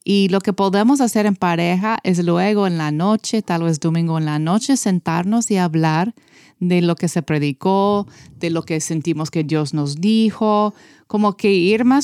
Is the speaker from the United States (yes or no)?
yes; United States; Yo puedo decir eso porque soy americana.